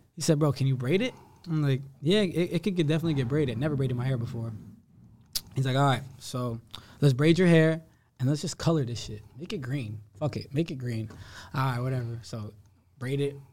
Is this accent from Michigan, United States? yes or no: no; Somerville, New Jersey, United States; I grew up in Somerville. I grew up in Somerset County